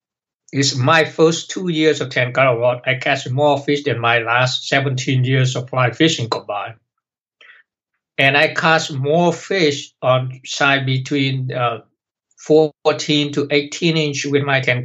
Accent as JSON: {"language": "English", "town": "Hanoi", "country": "Vietnam", "tie": "born there", "said": "I was born in Hanoi, and there was air raid from the U.S. bombing in North Vietnam at the time. So I moved to the countryside to live with my grandmom"}